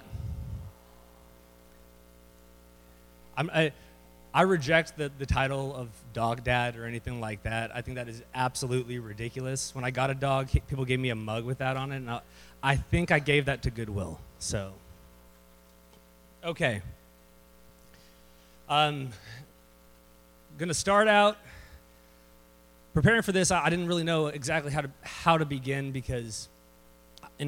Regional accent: Temple, Texas, United States; also born or lived in San Antonio, Texas; I was born in San Antonio, Texas. I was raised here in Temple

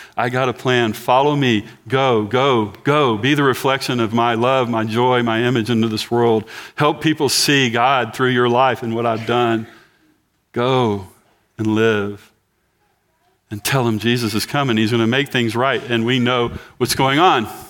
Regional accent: Galveston County, Texas, United States; I'm from Galveston County

